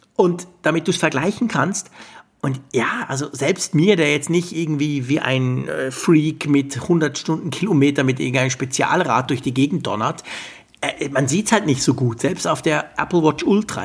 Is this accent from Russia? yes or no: no; Switzerland; bei uns in der Schweiz